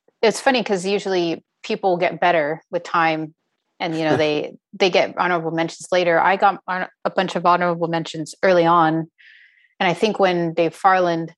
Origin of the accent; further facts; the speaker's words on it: Nevada, United States; also born or lived in Subic Bay, Philippines; I spent most of my formative years there in Nevada